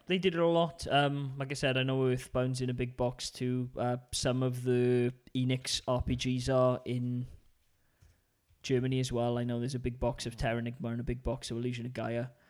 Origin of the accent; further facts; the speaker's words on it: United Kingdom; being British